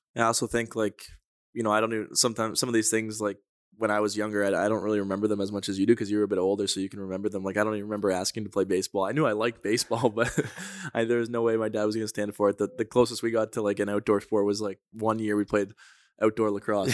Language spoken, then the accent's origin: English; Toronto, Ontario, Canada; growing up in Toronto, we we got you know fortunate enough to all play on the same organization